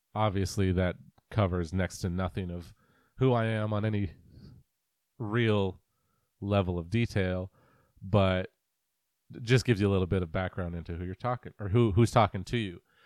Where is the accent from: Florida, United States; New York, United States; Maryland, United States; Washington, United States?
Washington, United States; Greater Puget Sound area, Western; also born or lived in Pennsylvania / Iowa / New Jersey; I was born and raised here in Western Washington, uh, in the Greater Puget Sound area